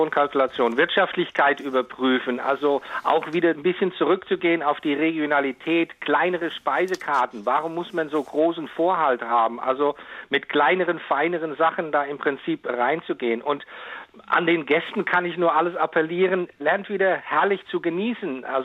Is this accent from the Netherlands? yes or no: yes; Netherlands; German is a second language; also das darf ich jetzt mal so als Holländer sagen